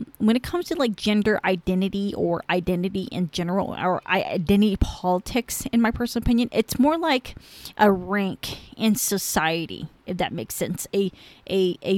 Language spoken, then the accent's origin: English; Cambodia; first language Khmer; English is a second language; now in United States; I'm Cambodian